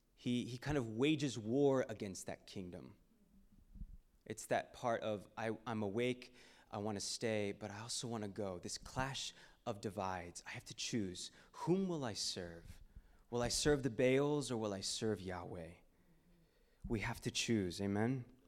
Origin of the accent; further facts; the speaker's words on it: Houston, Texas, United States; I was born and raised in Houston, Texas